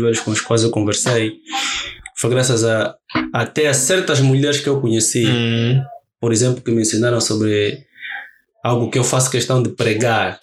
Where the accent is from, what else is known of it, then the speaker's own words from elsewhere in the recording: Luanda, Luanda Province, Angola; eu vivo e cresci no Rocha. Uhum. Vivi no Rocha